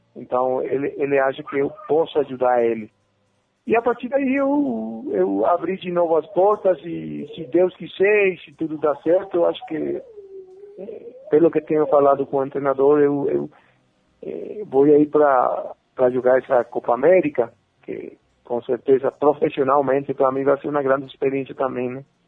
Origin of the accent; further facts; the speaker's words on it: Paraguay; Portuguese is a second language; moved away as an adult; also born or lived in Argentina / Brazil; now in Bolivia; Meu pa, meus pais, meus irmãos, meus parceiros, tudo de, de infância, de quando era pequenininho, tá todo mundo no Paraguai